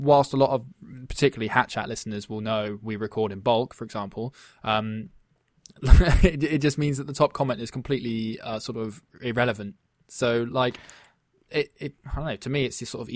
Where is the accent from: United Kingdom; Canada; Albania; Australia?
United Kingdom; England; we being English